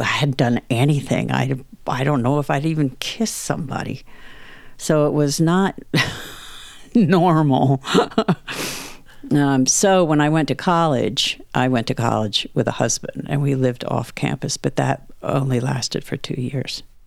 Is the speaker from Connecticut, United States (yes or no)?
yes; Greenwich, Connecticut, United States; I grew up in the Connecticut countryside